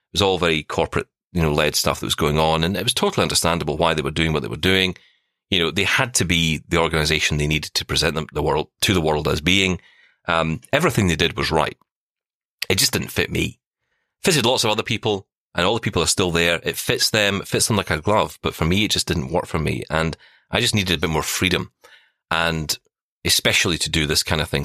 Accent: Glasgow, Scotland, United Kingdom; I was a guy from the East End of Glasgow. I was told by my school, learn to type

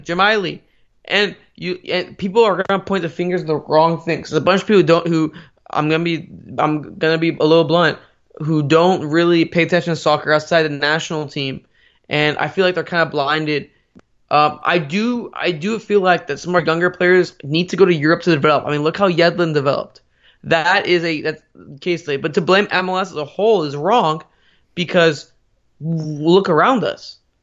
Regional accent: United States; I might be a, a, an American with, uh, Iranian, uh, parents, but I'm one hundred percent American above everything else.

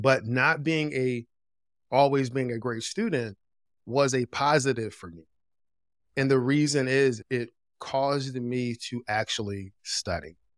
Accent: Philadelphia, Pennsylvania, United States; moved away as an adult; also born or lived in Greensboro, North Carolina; I grew up in Philadelphia

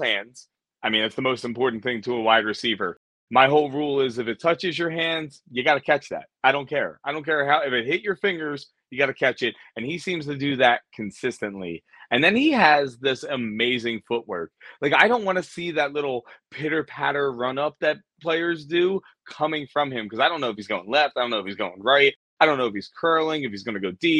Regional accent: Philadelphia, Pennsylvania, United States; my hometown Eagles

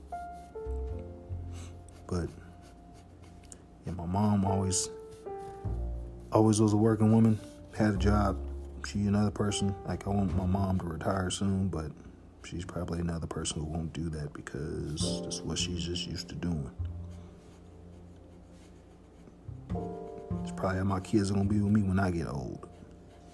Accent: Evansville, Indiana, United States; also born or lived in Harvey, Illinois; I grew up in Oakdale here in Evansville

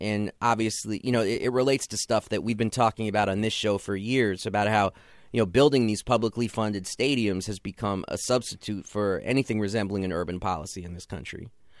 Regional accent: New York, United States; we're both from New York

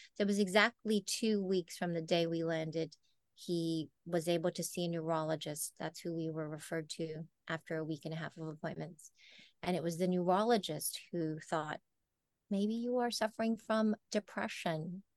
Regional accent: Oahu, Hawaii, United States; moved away as an adult; also born or lived in Philippines; now in Los Angeles, United States; we uh, immigrated to Oahu and that is where I grew up and spent the rest of my growing up years.

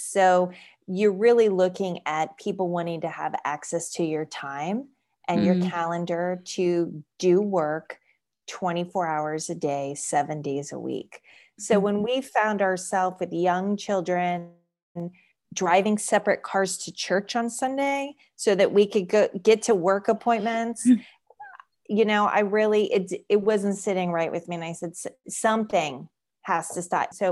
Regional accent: Florida, United States; born there; So I was born in South Florida, but my family and I moved here 11 years ago from right outside the Washington, D.C. beltway.

